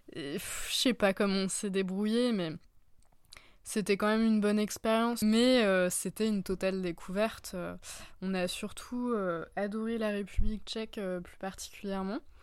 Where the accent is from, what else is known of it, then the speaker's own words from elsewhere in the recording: France; au sein de mon pays d'origine